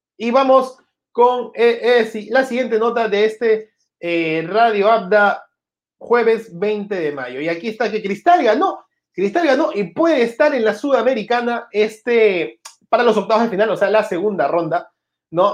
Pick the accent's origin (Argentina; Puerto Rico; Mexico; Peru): Peru